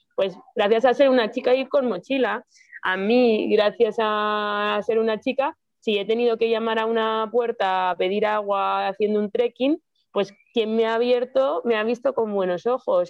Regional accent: Madrid, Community of Madrid, Spain; moved away; yo soy de Madrid

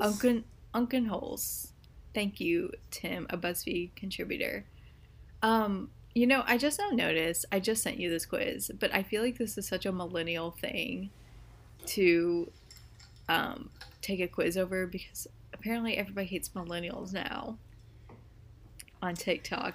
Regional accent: United States; I'm American

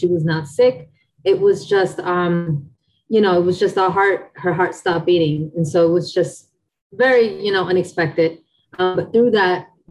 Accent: New Jersey, United States; Most of my life I lived in New Jersey. Born and raised

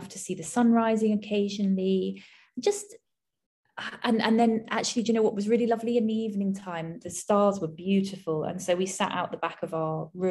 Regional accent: United Kingdom; being British

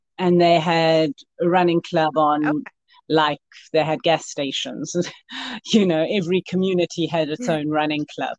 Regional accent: South Africa; now in Yuba City, United States; Africa, and I came to Yuba City in 2003 because I knew the US was a playground.

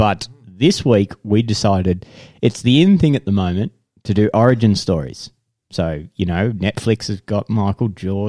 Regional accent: Geelong, Victoria, Australia; moved away; also born or lived in Deniliquin, New South Wales; I was born in Geelong.

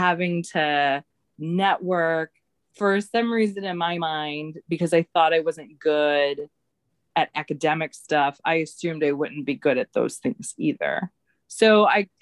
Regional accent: St. Louis, Missouri, United States; moved away as an adult; also born or lived in Kansas City; now in Chicago, United States; I born and raised in the Midwest. I grew up in St. Louis

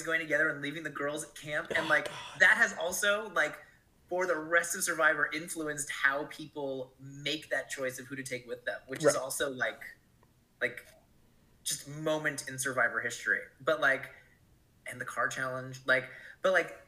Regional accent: Connecticut, United States; I'm from Connecticut

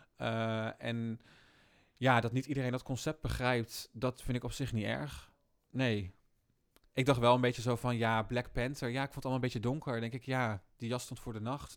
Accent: Rotterdam, South Holland, Netherlands; Ik kom uit Rotterdam natuurlijk

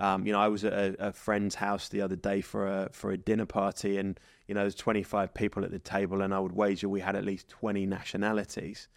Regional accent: England, United Kingdom; now in Dubai, United Arab Emirates; as English people

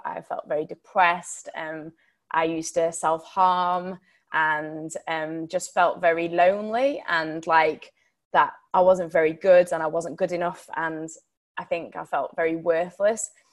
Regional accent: Sheffield, Yorkshire and the Humber, United Kingdom; I'm from Sheffield. I don't know whether anybody of you know it, in Yorkshire. And um, I actually brought up in quite a difficult background.

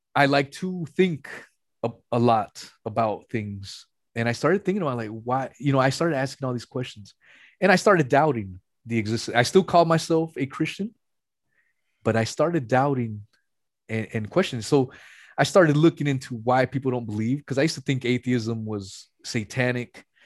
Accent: West Coast, United States; I'm from the West Coast

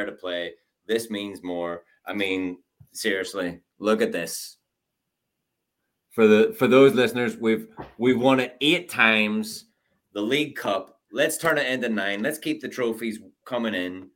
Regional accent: Ireland; my father's a fisherman. His father was a fisherman. I mean, we're Irish. It's in the blood

